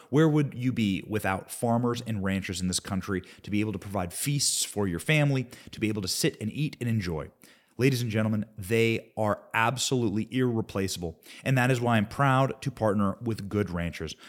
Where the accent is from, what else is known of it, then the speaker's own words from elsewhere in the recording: Cedar Rapids, Iowa, United States; I grew up in Cedar Rapids, Iowa